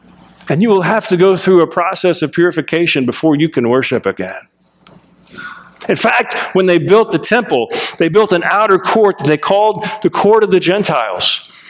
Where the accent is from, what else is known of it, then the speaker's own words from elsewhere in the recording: United States; we, as American Christians